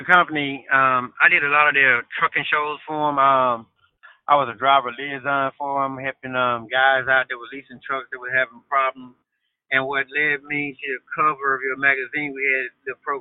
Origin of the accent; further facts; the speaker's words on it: Bolton, Mississippi, United States; I'm from Bolton, Mississippi